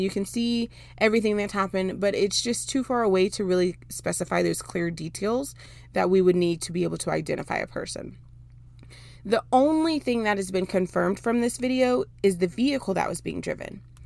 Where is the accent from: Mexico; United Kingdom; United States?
United States; Dallas, Texas; also born or lived in Houston, Texas; I was born and raised in Dallas for most of my life